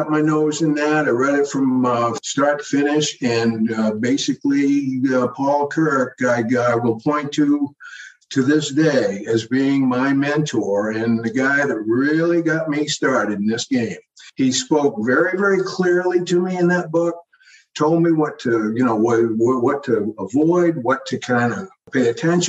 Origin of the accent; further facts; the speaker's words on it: Old Orchard Beach, Maine, United States; my hometown of Old Orchard Beach, Maine